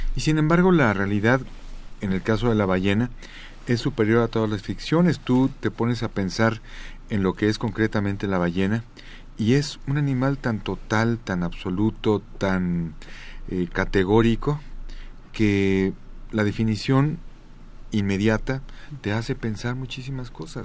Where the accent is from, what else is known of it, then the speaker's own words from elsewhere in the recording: Mexico City, Mexico; tuve el privilegio de nacer en el centro del centro, en el corazón del corazón de mi país.